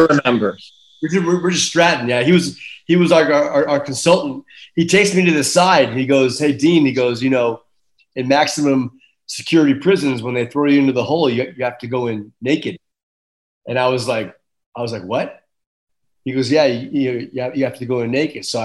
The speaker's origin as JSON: {"language": "English", "country": "Ireland", "said": "It was freezing on the stage and I'm Irish."}